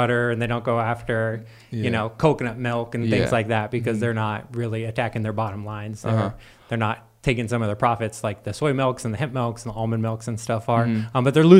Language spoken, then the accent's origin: English; San Diego, California, United States; I had lived in San Diego my whole life, but not like everyone thinks of San Diego. Like there's a country part of it too, in the east.